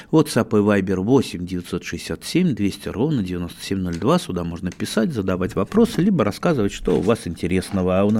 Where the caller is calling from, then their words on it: Irkutsk, Irkutsk Oblast, Russia; Я из Иркутска.